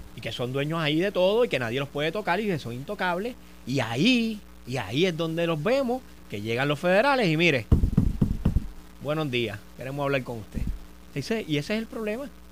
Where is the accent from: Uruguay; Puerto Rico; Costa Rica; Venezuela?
Puerto Rico; tenemos que indignarnos como puertorriqueños